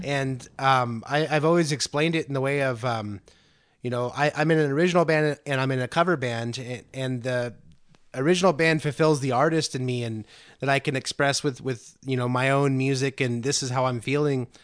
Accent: Antioch, California, United States; I'm from Antioch originally, which is about 20 miles from Concord

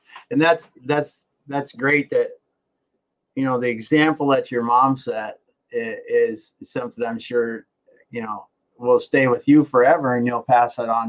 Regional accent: the Dakotas, United States; growing up in the Dakotas, you know, we had the Minneapolis wrestling

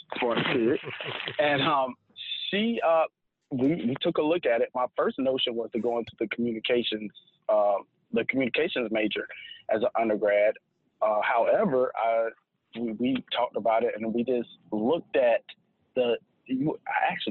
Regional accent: High Point, North Carolina, United States; also born or lived in Greensboro, North Carolina; I was born and raised in High Point, North Carolina

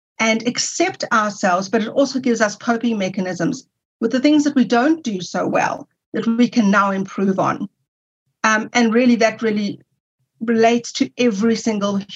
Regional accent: South Africa; you can hear that I'm from South Africa, when I returned to South Africa, I was able to go to university and study

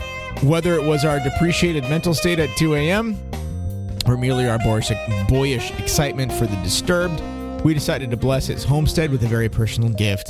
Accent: United Kingdom; I'm a Brit fag, and I had a quick perusal of the casual encounters

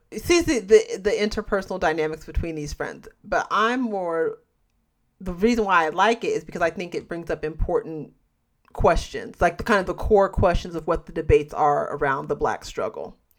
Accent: United States; being American

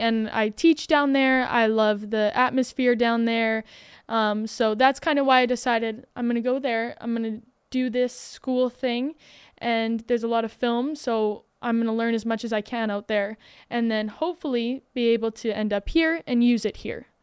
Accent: Alberta, Canada; I'm from Alberta

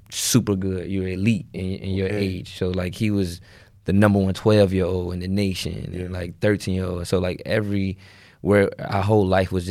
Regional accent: Richmond, Virginia, United States; I'm from Richmond, Virginia, mm-hmm. uh, inner city, um, you know, and everything that comes with the inner city, you know, the hood, drugs, mm-hmm. killing.

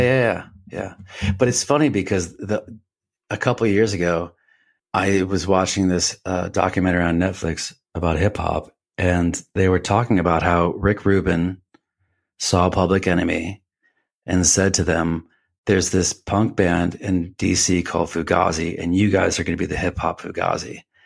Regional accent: Richmond, Massachusetts, United States; moved away as an adult; also born or lived in Boston, Massachusetts; I grew up in Rich, uh, Richmond, Massachusetts. It's, it's as far western Massachusetts as you can get, uh, like on the New York border

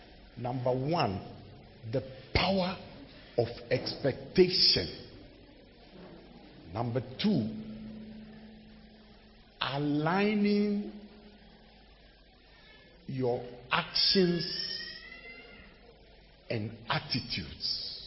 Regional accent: Accra, Greater Accra, Ghana; And of course, when I went back to school, I'm from Accra.

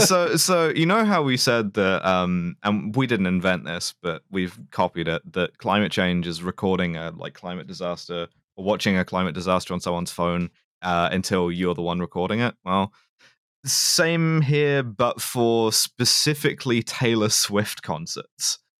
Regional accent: London, United Kingdom; it's my hometown. It's, it's where I'm from

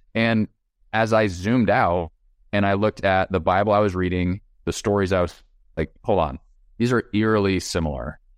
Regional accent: United States; I'm an American.

